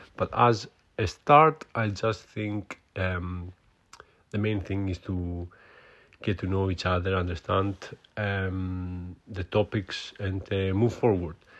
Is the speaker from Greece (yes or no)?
yes; Greece; accent: Greek; English is a second language; moved away as an adult; now in United Kingdom; I'm from Greece, so my accent, it's, uh, quite Greek. Uh, I'm living in U K for many years now, but as you can hear, my accent is still Greek